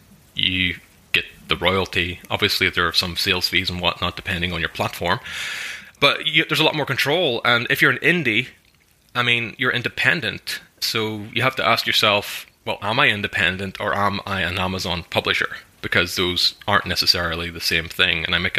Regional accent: Ireland; I'm Irish. I'm like one of the most Irish people. You know, I speak the language. I play the music. I live in the country.

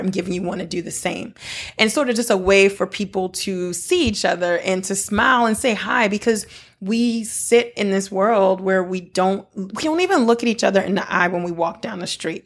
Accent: United States; also born or lived in Benin; I'm a Black American. Like, I, I'm very American, although my roots are African

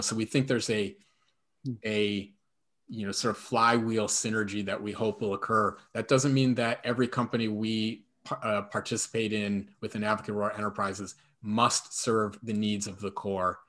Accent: shores of Lake Erie, Midwest, United States; moved away; I grew up on the shores of Lake Erie and now live on the shores of Lake Michigan

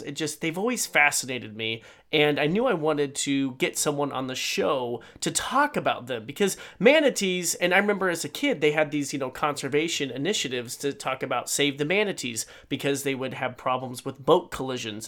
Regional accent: Idaho, United States; here growing up in Idaho

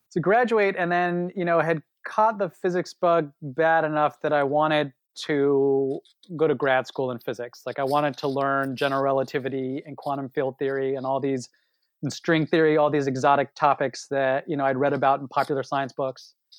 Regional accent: Los Angeles, California, United States; moved away as an adult; now in Princeton, United States; I am born and raised in Los Angeles

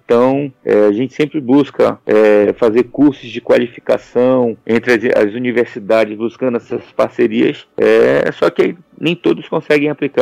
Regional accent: Manaus, Amazonas, Brazil; eu falei que era de Manaus

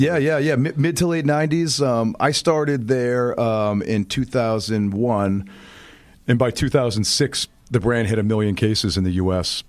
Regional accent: outside Boston, Massachusetts, United States; now in New York, United States; I'm a Northeaster, born and raised, grew up right, right outside Boston

